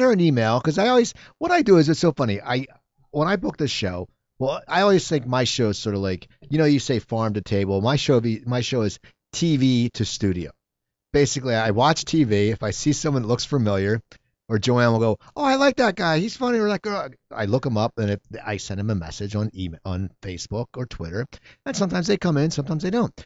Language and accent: English; Cherry Hill, New Jersey, United States; moved away; I grew up in Cherry Hill, a Jewish town.